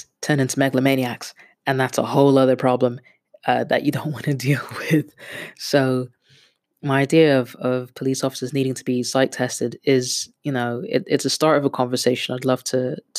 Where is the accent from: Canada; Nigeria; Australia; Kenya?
Kenya; also born or lived in Netherlands; now in London, United Kingdom; I'm a Kenyan that lives in London with a Dutch passport